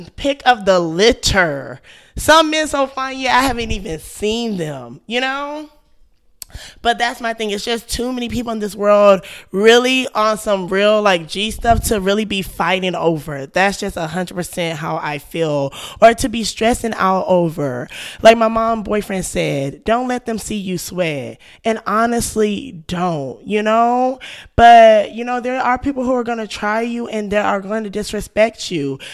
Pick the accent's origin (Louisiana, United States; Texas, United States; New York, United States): Texas, United States; I'm from Texas